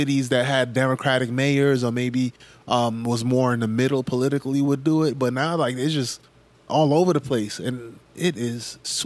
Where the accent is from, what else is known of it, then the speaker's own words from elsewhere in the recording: New York, United States; growing up in New York